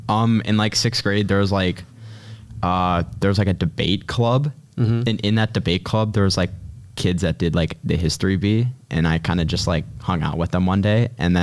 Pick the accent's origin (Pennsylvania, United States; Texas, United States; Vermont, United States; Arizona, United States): Pennsylvania, United States; Pittsburgh; I came from Taylor Alderdice and I am from Squirrel Hill. Well, actually more like Point Breeze, but I spent all 4 years at Taylor Alderdice